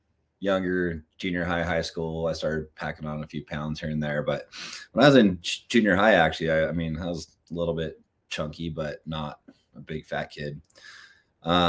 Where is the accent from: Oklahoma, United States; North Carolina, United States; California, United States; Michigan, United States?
California, United States; I'm from California